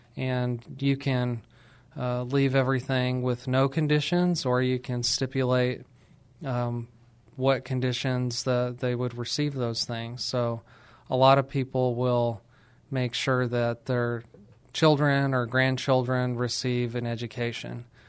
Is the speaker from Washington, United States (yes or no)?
no; New Mexico, United States; I'm from New Mexico and from a small town there